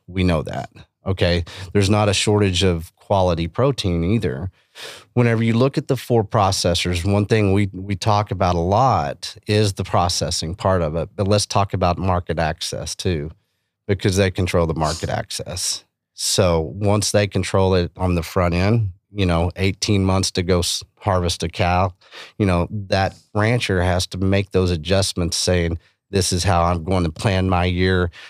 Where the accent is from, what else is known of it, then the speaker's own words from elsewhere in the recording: Texas Panhandle, United States; where I grew up in Panhandle of Texas